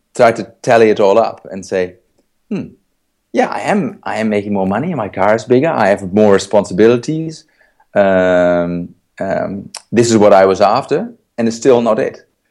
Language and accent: English; Netherlands; I was born in the Netherlands in 1971.